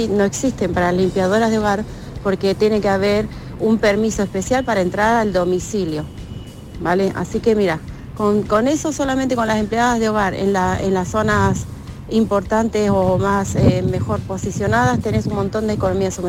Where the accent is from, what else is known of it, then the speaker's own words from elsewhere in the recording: Málaga, Andalusia, Spain; soy de Málaga.